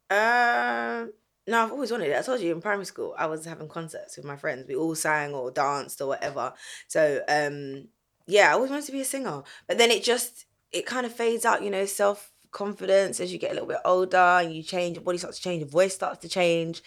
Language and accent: English; London, United Kingdom; I grew up in Southeast London